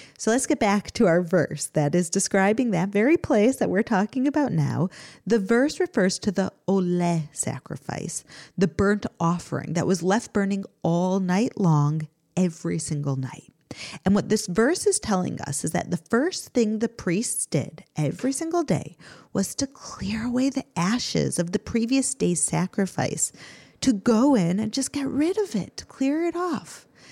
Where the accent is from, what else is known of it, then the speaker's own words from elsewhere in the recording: United States; now in Israel; growing up in America